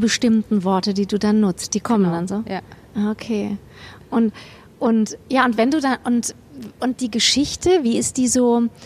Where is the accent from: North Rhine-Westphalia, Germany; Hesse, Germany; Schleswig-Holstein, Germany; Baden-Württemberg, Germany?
Hesse, Germany; Kassel; moved away; ich komme aus Kassel ursprünglich